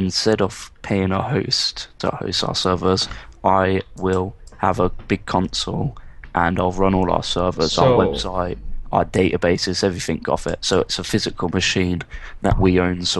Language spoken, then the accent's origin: English; England, United Kingdom; my mum's English and my dad's English.